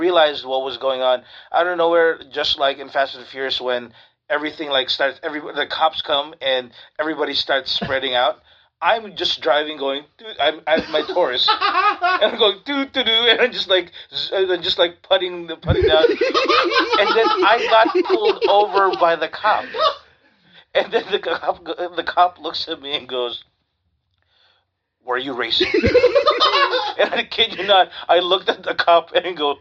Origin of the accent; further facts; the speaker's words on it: Orange County, California, United States; I'm not San Diego. I'm from Orange County